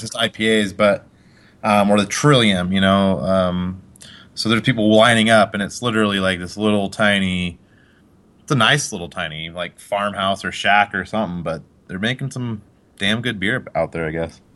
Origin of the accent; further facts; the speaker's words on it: Colorado, United States; also born or lived in Utah; I moved here when I was about five